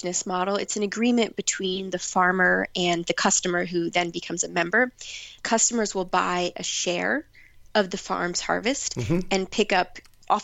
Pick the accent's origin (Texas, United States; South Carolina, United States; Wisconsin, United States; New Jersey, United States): New Jersey, United States; now in New Hope, United States; I volunteered on an organic vegetable farm in my hometown, which I did not know, but it was actually one of the oldest CSAs in New Jersey